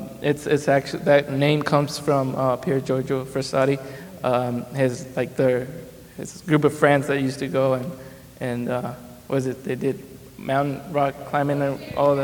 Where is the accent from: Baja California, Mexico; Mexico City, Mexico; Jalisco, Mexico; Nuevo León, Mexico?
Jalisco, Mexico; Zapotlanejo; now in United States; I'm 27 years old. I'm originally from Mexico. I grew up in a little town right next to Guadalajara, Jalisco. It's called Zapotlanejo.